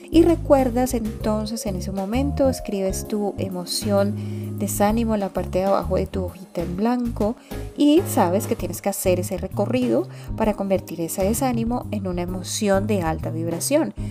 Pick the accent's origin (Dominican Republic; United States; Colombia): Colombia; mi país, que es Colombia